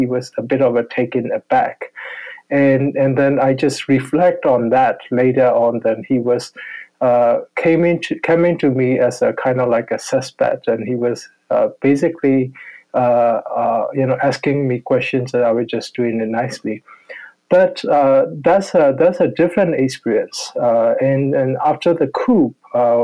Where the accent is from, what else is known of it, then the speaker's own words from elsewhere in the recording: Yangon, Yangon Region, Myanmar; I grew up in Yangon